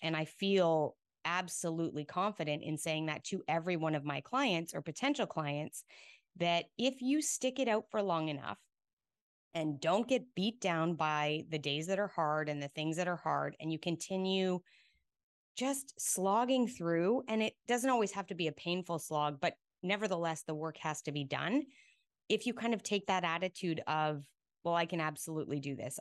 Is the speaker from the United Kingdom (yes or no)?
no; Rocky Mountains, Alberta, Canada; moved away as an adult; also born or lived in Australia; now in Houston, United States; I grew up in the Rocky Mountains in Alberta.